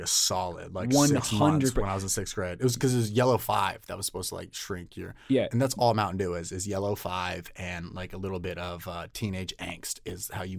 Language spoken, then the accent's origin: English; Illinois, United States; born there; I was born originally in Illinois.